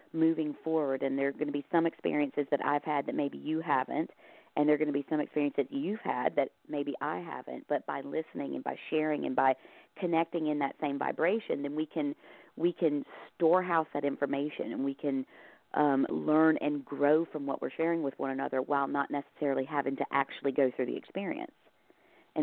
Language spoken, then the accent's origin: English; the South, United States; moved away as an adult; now in Ireland; I grew up in the South